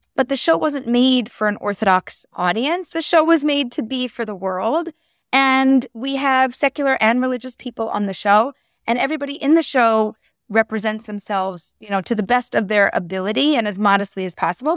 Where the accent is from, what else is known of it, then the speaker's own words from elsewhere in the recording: Philadelphia, Pennsylvania, United States; moved away as an adult; also born or lived in Bala Cynwyd; now in Israel; I was born and raised and lived in Philadelphia. I grew up there